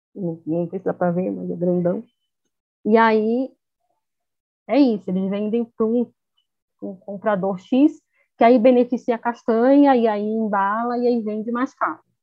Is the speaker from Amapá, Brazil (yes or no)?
no; São Paulo, Brazil; eu vim de São Paulo